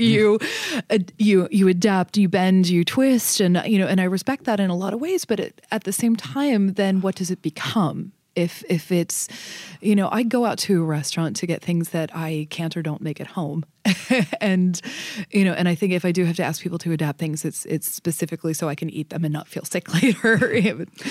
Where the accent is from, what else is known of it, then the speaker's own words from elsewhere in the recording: Northern Kentucky, United States; I grew up in Northern Kentucky, um, outside of Cincinnati